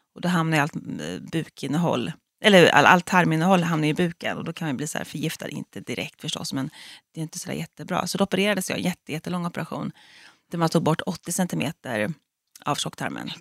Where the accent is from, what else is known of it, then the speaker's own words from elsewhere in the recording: Fjugesta, Örebro County, Sweden; moved away as an adult; now in Stockholm, Sweden; Jag är ju född och uppvuxen i Fjugesta som ligger utanför Örebro